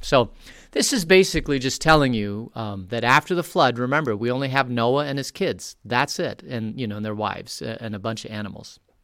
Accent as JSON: {"language": "English", "town": "Phoenix", "region": "Arizona", "country": "United States", "tie": "born or raised there", "moved": "yes", "lives_now": "Vail, United States", "said": "I grew up in Phoenix"}